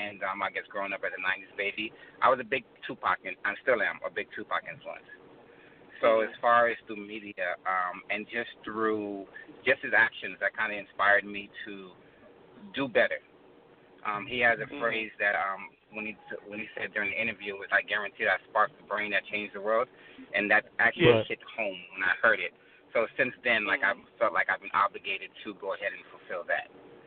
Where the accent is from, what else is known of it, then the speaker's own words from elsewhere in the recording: Miami, Florida, United States; I'm from Miami-Dade County, you know what I'm saying? Like I grew up in Little Haiti, eventually moved like to a different neighborhood.